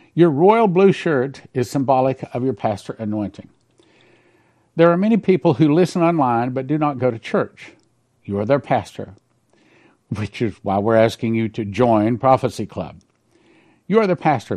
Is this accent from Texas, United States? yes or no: yes; West Texas, United States; I grew up in West Texas in the heart of the oil company, our country, and I grew up with a pump jack literally across the street